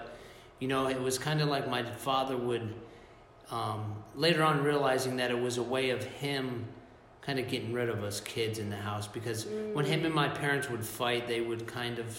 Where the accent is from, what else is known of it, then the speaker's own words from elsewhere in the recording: South Florida, United States; I was born and raised in South Florida